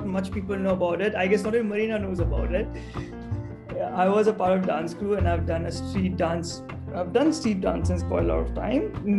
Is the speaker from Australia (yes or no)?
no; Pune, Maharashtra, India; moved away as an adult; now in Leeds, United Kingdom; I'm from India. To narrow it down, I'm from Pune and I've been in Leeds for around 2 years now.